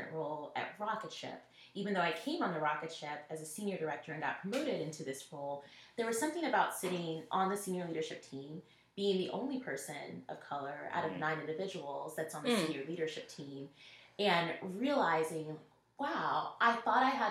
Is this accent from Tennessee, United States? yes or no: yes; Nashville, Tennessee, United States; moved away; I'm from Nashville originally